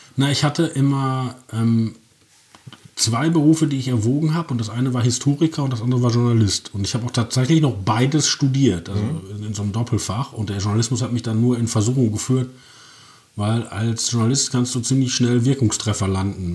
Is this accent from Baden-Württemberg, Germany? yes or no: no; Herne, North Rhine-Westphalia, Germany; moved away as an adult; also born or lived in Essen / Leipzig; now in Berlin, Germany; danach sofort nach Wanne-Eickel verbracht worden